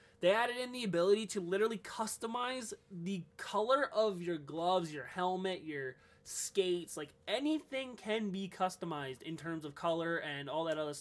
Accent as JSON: {"language": "English", "country": "Canada", "said": "I'm Canadian"}